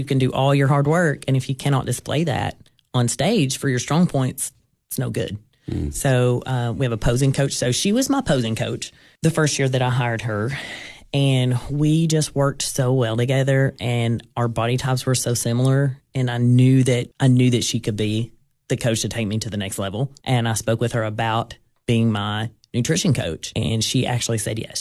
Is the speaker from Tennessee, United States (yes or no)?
yes; Gainesboro, Tennessee, United States; I grew up in Jackson County, um, went to school in Gainesboro